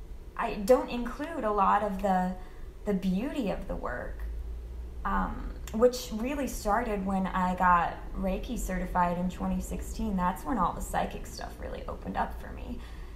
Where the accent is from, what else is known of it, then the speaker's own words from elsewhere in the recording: the Bible Belt, United States; For me, the fears come from growing up in the Bible Belt